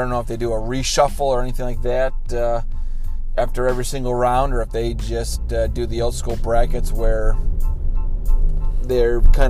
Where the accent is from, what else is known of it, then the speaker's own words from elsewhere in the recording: Michigan, United States; I'm from Michigan and I'm a Wolverines fan